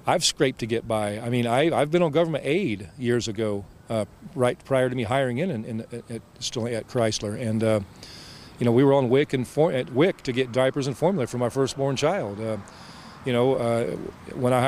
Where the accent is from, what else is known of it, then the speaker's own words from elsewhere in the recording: Central Indiana, United States; I come from Central Indiana.